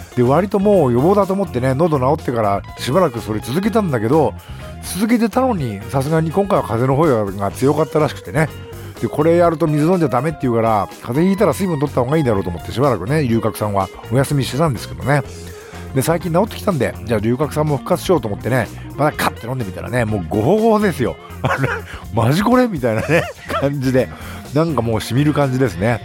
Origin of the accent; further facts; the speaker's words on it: Nagano, Japan; 地元長野県